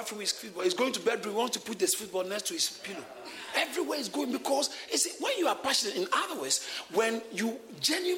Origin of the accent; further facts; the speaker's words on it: Ghana; I grew up in Ghana and we didn't have too much that time